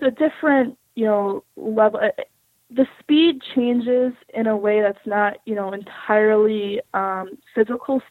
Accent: Orlando, Florida, United States; moved away as an adult; I grew up in Florida, like Orlando, Florida, specifically

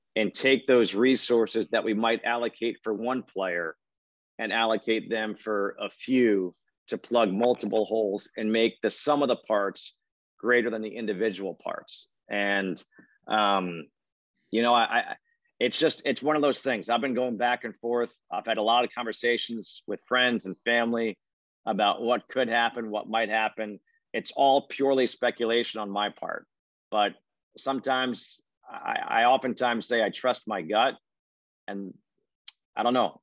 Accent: Connecticut, United States; I grew up in Connecticut

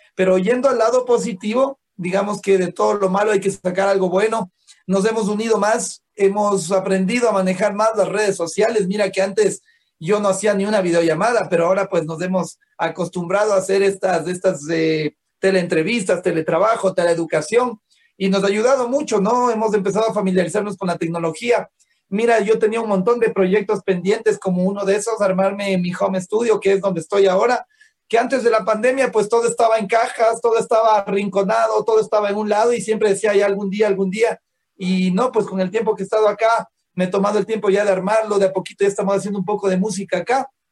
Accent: Ecuador; nosotros eh, como ecuatorianos

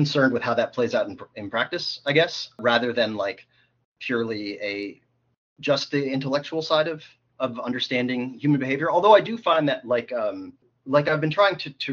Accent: Calgary, Alberta, Canada; moved away as an adult; also born or lived in Baltimore, United States; now in Toronto, Canada; I was born in Baltimore, grew up in Calgary, came out to U of T for school

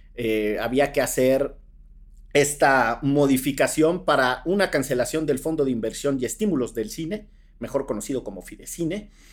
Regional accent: Orizaba, Veracruz, Mexico; mis queridos amigos con los que crecí en Orizaba, Veracruz

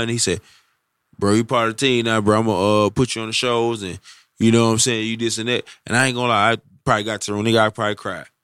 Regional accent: Detroit, Michigan, United States; now in Birmingham, United States; I'm originally from Detroit, but I moved to Birmingham, Alabama

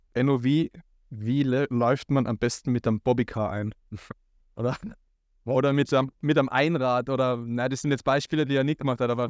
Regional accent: Tyrol, Austria; bei uns in Tirol

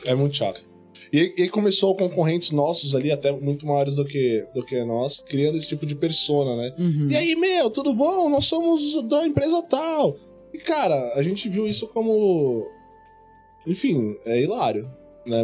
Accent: Guarulhos, São Paulo, Brazil; eu sou de Guarulhos

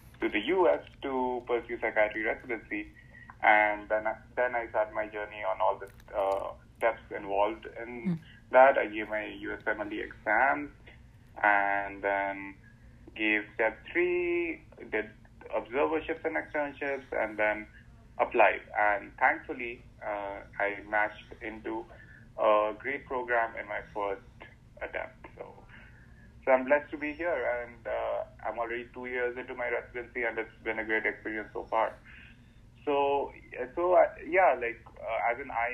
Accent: India; moved away as an adult; now in United States; back in India

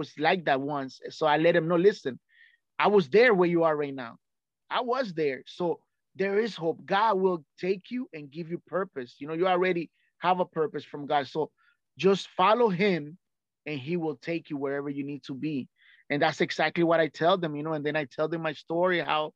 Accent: Nicaragua; English is a second language; moved away; I came from Central America, which is Nicaragua, right? It's a very poor country. So where I lived, it was very poor

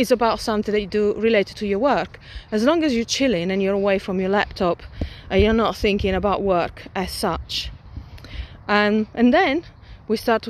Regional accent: Milan, Lombardy, Italy; moved away; when I was still growing up in Milan

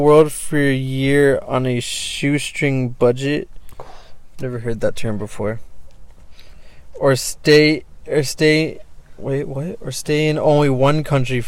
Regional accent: Upland, California, United States; now in Chino, United States; I was born in Upland.

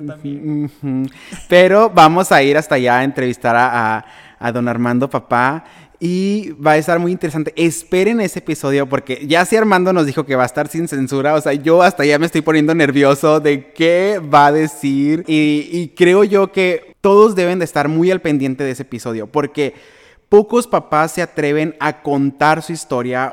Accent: Benjamín Hill, Sonora, Mexico; la gente de mi pueblo

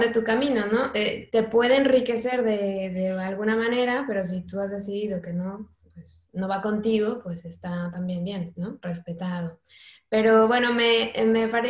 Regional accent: Mexico; now in Spain; yo soy mexicana

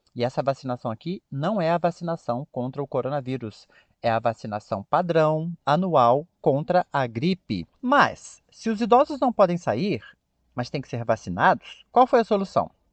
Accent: Brazil; a maneira que nós brasileiros falamos

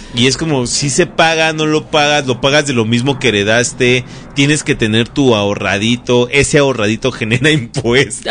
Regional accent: Mexico City, Mexico; hemos sido esa chilanga

